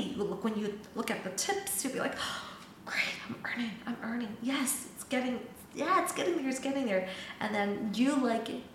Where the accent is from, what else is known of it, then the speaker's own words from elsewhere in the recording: Taiwan; English is a second language; moved away as an adult; I'm from Taiwan.